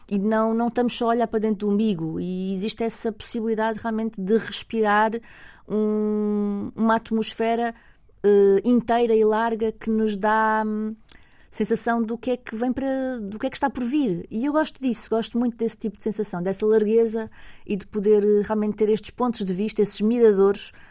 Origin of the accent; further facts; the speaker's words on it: Lisbon, Portugal; Eu, como venho de Lisboa, não, não